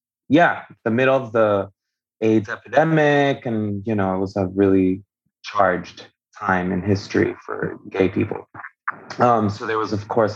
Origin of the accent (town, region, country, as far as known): Venezuela; born or raised there; first language Spanish; English is a second language; also born or lived in Miami; now in Atlanta, United States